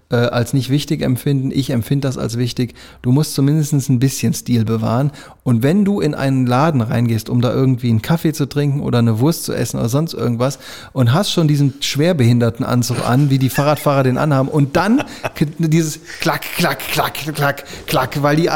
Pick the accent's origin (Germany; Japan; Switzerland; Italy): Italy; Du Nazi, hier. ich bin Italiener.